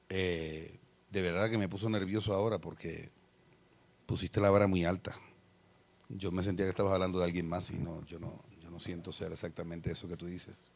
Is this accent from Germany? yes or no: no; Puerto Rico; se me escapa alguna pronunciación extraña es porque no soy colombiano o alguna palabra extraña como todavía a estas alturas me sucede. Soy de Puerto Rico.